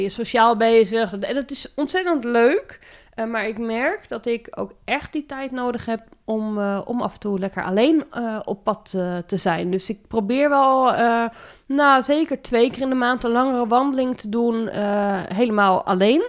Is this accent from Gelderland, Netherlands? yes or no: no; Zeeland, Netherlands; moved away as an adult; now in Montfoort, Netherlands; ik kom oorspronkelijk uit Zeeland en ik kwam hier in Utrecht, in de provincie Utrecht wonen